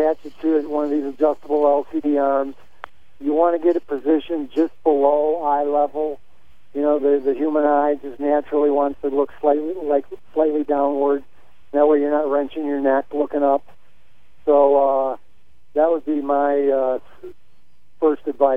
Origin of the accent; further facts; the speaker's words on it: Chicago, Illinois, United States; moved away as an adult; also born or lived in Austin, Texas; I was born and raised in the Chicago area